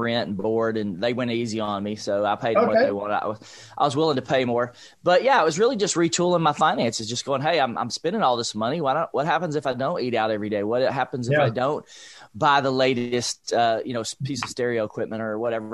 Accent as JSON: {"language": "English", "town": "Nashville", "region": "Tennessee", "country": "United States", "tie": "born or raised there", "said": "I grew up in East Nashville, Nashville, Tennessee, low-income family"}